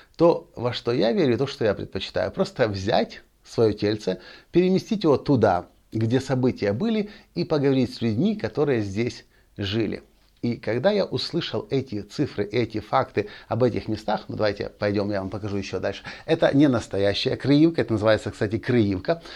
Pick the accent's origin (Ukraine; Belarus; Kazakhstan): Ukraine; я родился в Украине, я украинец, я воспитан в национальном духе